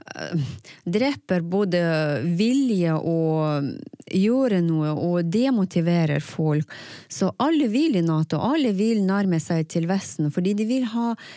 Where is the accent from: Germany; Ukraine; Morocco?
Ukraine; first language Russian; Norwegian is a second language; moved away as an adult; now in Tromsø, Norway; jeg kommer fra Ukraina for ni år siden